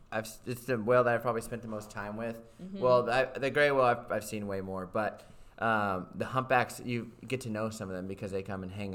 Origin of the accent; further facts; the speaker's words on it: Southern California, United States; I'm from Southern California as well.